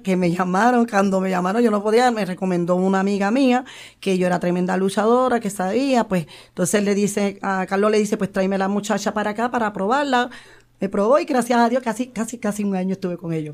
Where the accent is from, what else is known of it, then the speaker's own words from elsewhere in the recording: San Juan, Puerto Rico; soy de Barrio Obrero, nacida y criada con orgullo